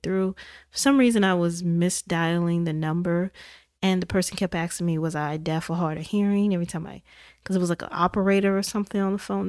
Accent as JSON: {"language": "English", "region": "Indiana", "country": "United States", "said": "I'm from Indiana, so I was all the way in the Midwest"}